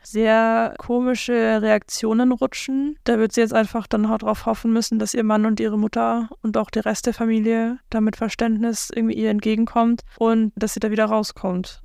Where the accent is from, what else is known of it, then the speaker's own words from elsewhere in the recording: South Africa; now in Germany; ich komme ja aus Südafrika eigentlich